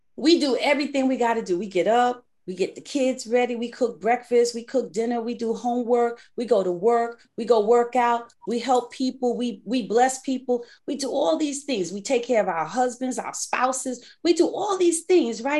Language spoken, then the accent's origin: English; New York City, New York, United States; I grew up in the Bronx